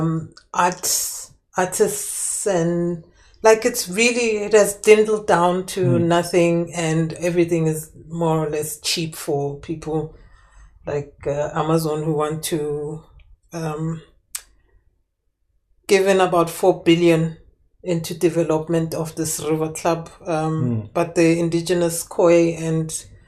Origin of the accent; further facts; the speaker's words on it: South Africa; as a South African living in South Africa